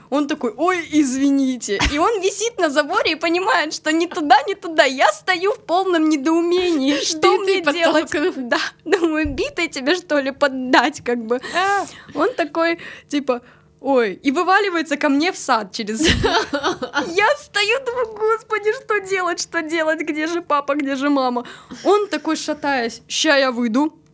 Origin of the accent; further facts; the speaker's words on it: Gelendzhik, Krasnodar Krai, Russia; now in Krasnodar, Russia; Я в Краснодар переехала из Геленджика.